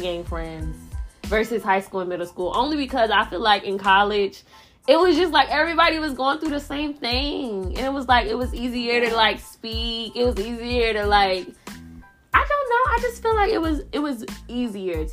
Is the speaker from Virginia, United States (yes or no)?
yes; Richmond, Virginia, United States; moved away; I'm from Richmond